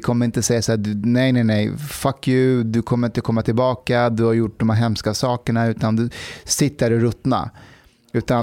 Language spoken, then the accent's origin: Swedish; Afghanistan; now in Sweden; ett land jag bor i. Mm. De var ju i Afghanistan